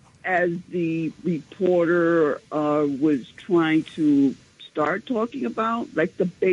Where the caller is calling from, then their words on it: New York, United States; from Central Harlem.